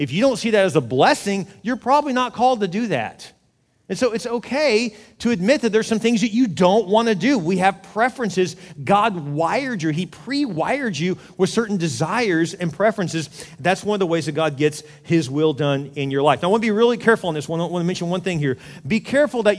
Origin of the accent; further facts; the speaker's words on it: Houston, Texas, United States; I grew up in Houston